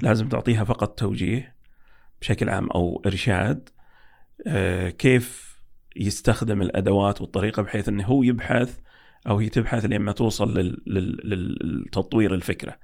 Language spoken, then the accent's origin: Arabic; Saudi Arabia; عندنا في السعودية